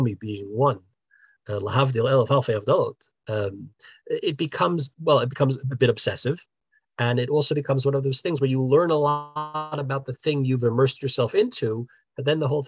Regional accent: New Jersey, United States; now in Israel; growing up in New Jersey, I grew up in a non-observant home.

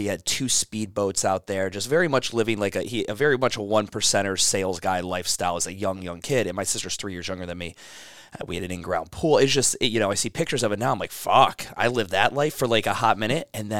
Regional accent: Cleveland, Ohio, United States; also born or lived in Chicago / Florida / California; I was born in Chicago, Illinois. He was doing work there at one point, Cleveland, Ohio. So we're always bouncing around.

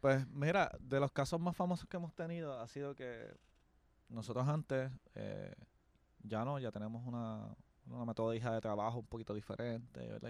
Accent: Caguas, Puerto Rico; Soy de la gran nación de Caguas, un pueblo al sur de San Juan

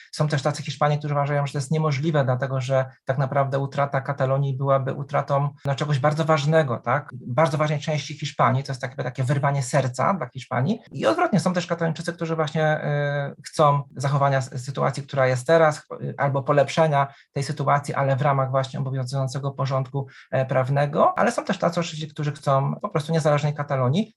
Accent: Poland; jestem z Polski, historykiem

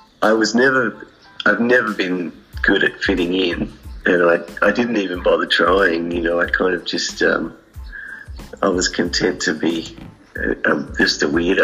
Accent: New South Wales, Australia; also born or lived in Coonamble, New South Wales / Woodburn, New South Wales; I grew up partly in Western New South Wales

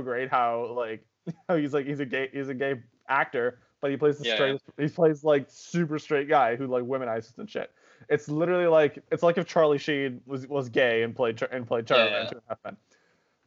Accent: Oakville, Ontario, Canada; I grew up in Oakville

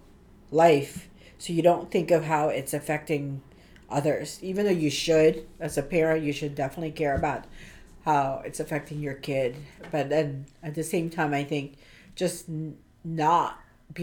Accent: Philippines; I'm Filipino, so we have a different culture in a sense

